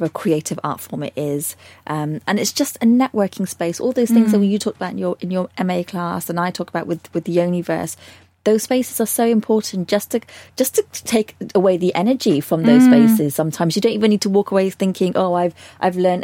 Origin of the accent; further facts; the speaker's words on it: Bristol, South West England, United Kingdom; moved away as an adult; it's my hometown